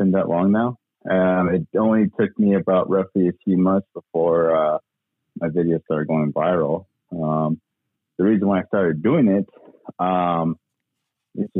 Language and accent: English; Page, Arizona, United States; I grew up in Page, and then our school was half and half.